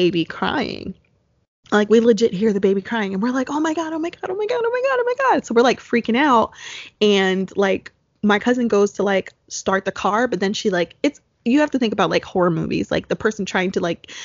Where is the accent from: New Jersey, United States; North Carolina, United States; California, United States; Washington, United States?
New Jersey, United States; because we're both from New Jersey